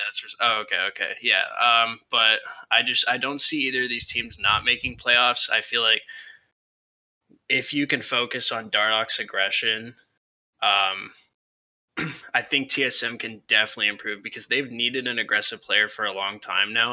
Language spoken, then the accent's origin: English; United States; now in Sumter, United States; I am from Orange County